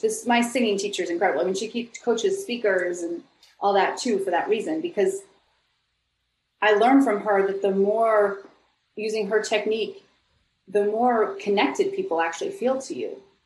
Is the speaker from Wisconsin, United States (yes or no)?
no; Buffalo, New York, United States; now in Los Angeles, United States; I grew up in Buffalo, New York.